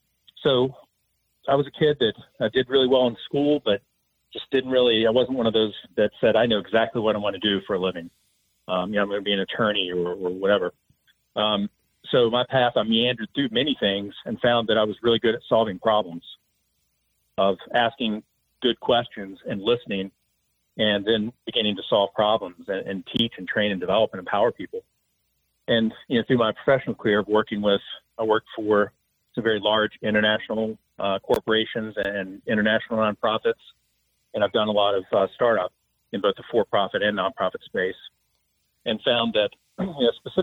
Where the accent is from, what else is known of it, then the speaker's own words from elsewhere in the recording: Huntington, West Virginia, United States; So growing up in Huntington, West Virginia, we didn't really talk about entrepreneurship much.